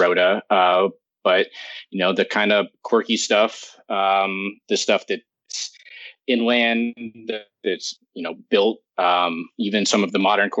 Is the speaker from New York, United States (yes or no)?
yes; New York City, New York, United States; I grew up in New York City